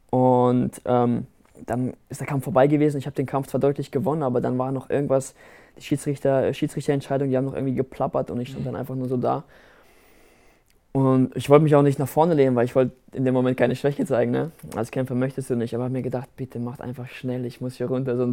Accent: Rastatt, Baden-Württemberg, Germany; Rastatt ist meine Heimat ich möchte auch, dass äh, die Leute am Ende wissen, dass wir aus Rastatt kommen, dass, äh, dass, unsere, dass unsere kleine Stadt auf die Landkarte kommt

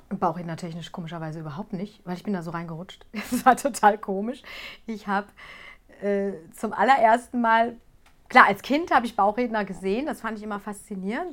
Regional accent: Gelsenkirchen, North Rhine-Westphalia, Germany; ich komme aus Gelsenkirchen

